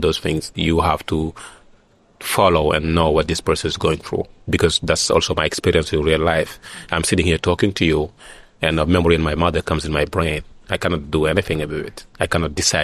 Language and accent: English; Senegal; this is my hometown. I feel safe there